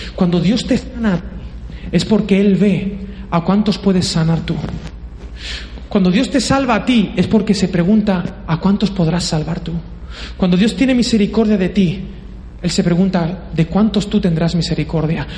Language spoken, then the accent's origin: Spanish; Valencian Community, Spain; soy valenciano y soy así, de Poble